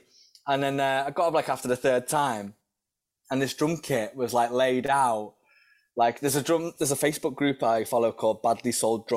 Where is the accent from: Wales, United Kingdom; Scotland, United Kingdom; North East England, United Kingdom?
Wales, United Kingdom; North; I was from North Wales